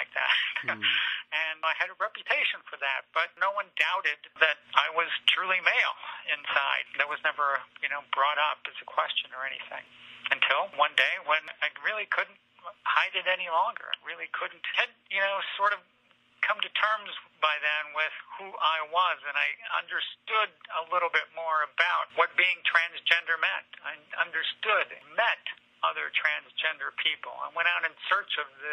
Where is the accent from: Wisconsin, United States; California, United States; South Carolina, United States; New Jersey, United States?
Wisconsin, United States; Platteville; moved away as an adult; also born or lived in Taiwan / Paris, France / Lake Placid, New York; returning to my home state, returning to Wisconsin, where I grew up